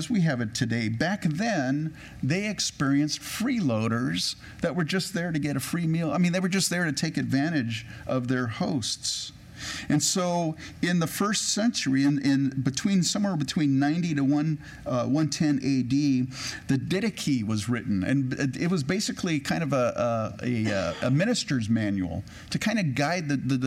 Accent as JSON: {"language": "English", "region": "California", "country": "United States", "tie": "born or raised there", "also_born_or_lived": "Edmonton, Alberta, Canada", "said": "I grew up in California"}